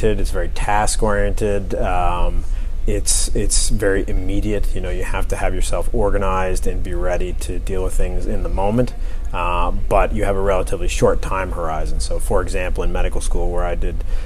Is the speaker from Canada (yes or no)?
yes; Canada; moved away; Originally, I'm from Canada. I grew up in Canada.